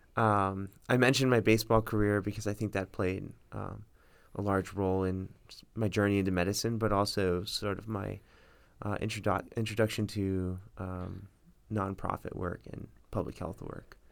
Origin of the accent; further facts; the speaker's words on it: Miami Springs, Florida, United States; I grew up in Miami Springs